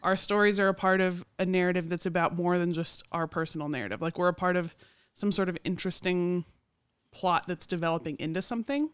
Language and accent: English; Oklahoma City, Oklahoma, United States; now in Morganton, United States; I'm from Oklahoma City